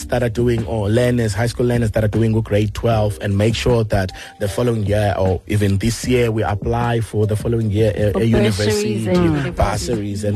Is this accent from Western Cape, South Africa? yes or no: no; Port Elizabeth, Eastern Cape, South Africa; we are all from Missionvale